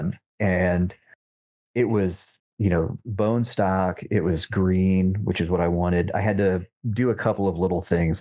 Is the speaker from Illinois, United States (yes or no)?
yes; Illinois, United States; moved away; he and I grew up together in Illinois